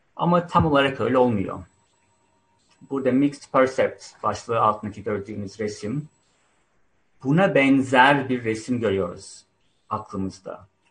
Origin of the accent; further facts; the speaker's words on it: Turkey; moved away as an adult; now in United Kingdom; Ben Türkiye'de doğdum, büyüdüm 20 yıldır da İngiltere'de yaşıyorum